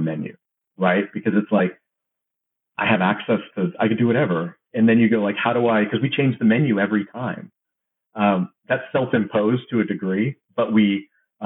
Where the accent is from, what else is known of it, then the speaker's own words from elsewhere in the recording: Georgia, United States; also born or lived in California; I'm from the Georgia area. My parents are from California. We moved here very, very young. So I've only known Georgia, really